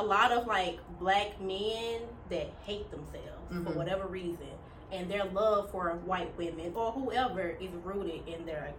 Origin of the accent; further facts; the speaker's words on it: Memphis, Tennessee, United States; I'm from Memphis